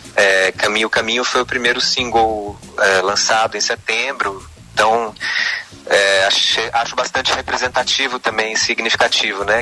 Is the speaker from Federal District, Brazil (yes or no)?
yes; Brasília, Federal District, Brazil; moved away as an adult; also born or lived in Campinas; now in São Paulo, Brazil; Eu nasci em Brasília, sou filho de pais nortistas, meu pai é acriano, minha mãe é paraense. Uhum. É, Legal. Nasci, cresci em Brasília